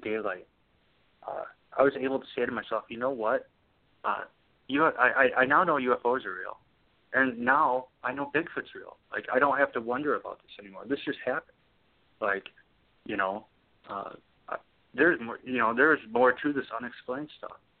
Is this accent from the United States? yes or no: yes; Wisconsin, United States; I'm from Wisconsin. You know, raised in Wisconsin